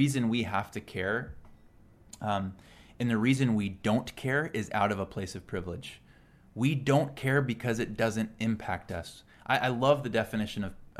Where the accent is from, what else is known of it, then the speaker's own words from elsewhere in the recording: Salinas, California, United States; also born or lived in San Diego, California; I grew up in Salinas, California, which is known as the lettuce capital of the world.